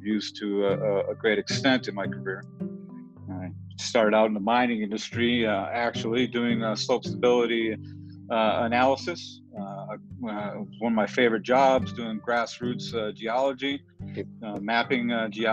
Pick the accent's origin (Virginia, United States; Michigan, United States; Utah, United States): Michigan, United States; Detroit; now in Denver, United States; I grew up in Michigan, the Detroit area